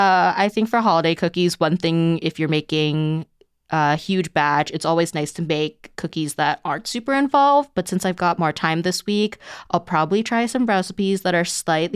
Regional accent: New Jersey, United States; now in Pittsburgh, United States; It's New Jersey, so there's like three in my town.

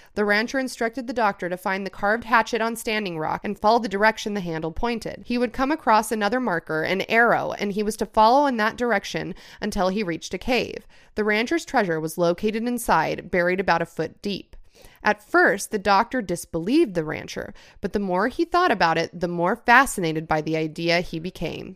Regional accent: California, United States; I was born here.

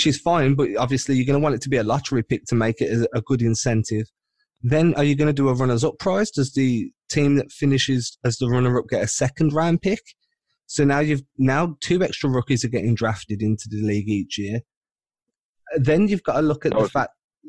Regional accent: England, United Kingdom; accent: English; I'm based out in England, so it's a soccer country here

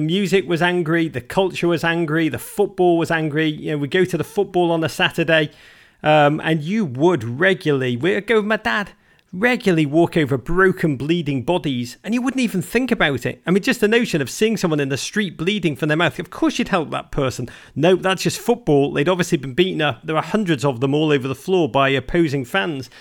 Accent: Liverpool, North West England, United Kingdom; moved away as an adult; now in United States; I grew up in Liverpool, which I mean was a, was I'm so blessed to be from that city

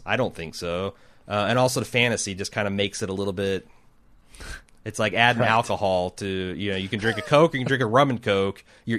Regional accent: United States; I'm an American

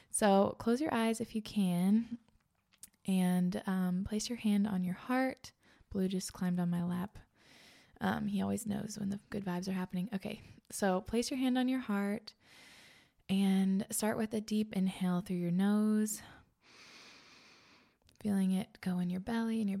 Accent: East Coast, United States; I grew up on the East Coast.

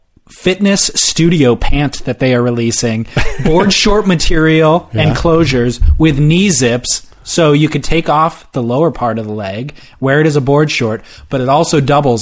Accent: Long Beach, California, United States; born there; Wow, that is disappointing. I was born in Long Beach.

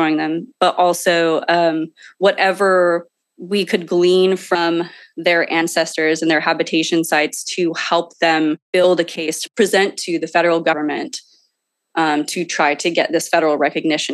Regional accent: San Jose, California, United States; now in Sacramento, United States; I live in Sacramento, California, but I was born and raised in San Jose, California, in the Silicon Valley

